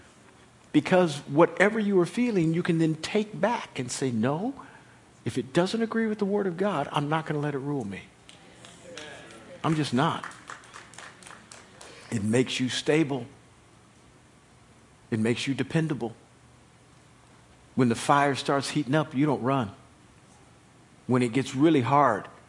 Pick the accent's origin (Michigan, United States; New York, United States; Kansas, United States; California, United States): Kansas, United States; moved away; when we were growing up in Kansas